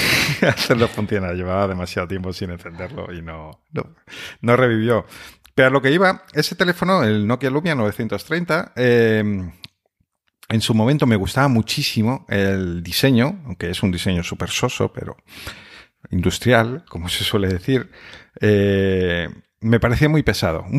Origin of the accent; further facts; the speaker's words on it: Spain; aquí somos un país tan sumamente de Xbox